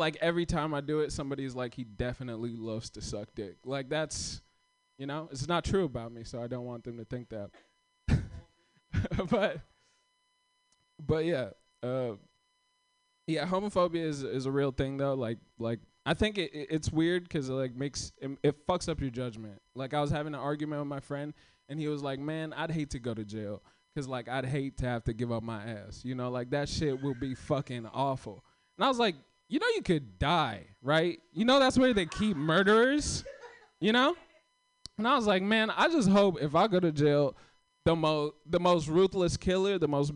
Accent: Kenya; now in United States; I'm not from here. I came here in 2014. I came from Kenya

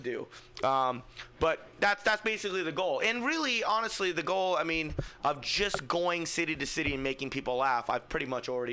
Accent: Fremont, California, United States; I'm from Fremont

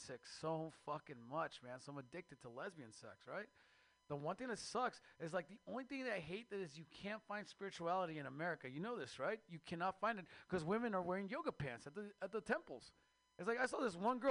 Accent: Mexico; now in United States; I am Mexican from Mexico

